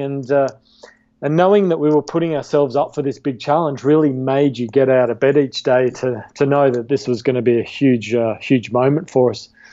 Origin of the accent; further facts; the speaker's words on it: Australia; I was a competitive uh, cricket player, golf player, and hockey player where I grew up in Australia uh, as a kid